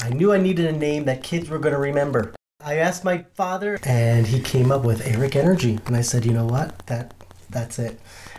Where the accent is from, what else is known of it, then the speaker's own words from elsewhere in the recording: Buffalo, New York, United States; I'm originally from Buffalo, New York.